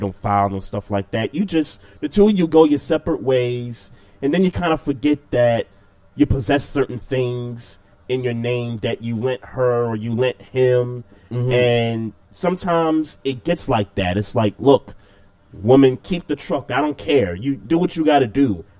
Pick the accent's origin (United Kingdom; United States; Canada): United States; New York City, New York; in Brooklyn, in my hometown.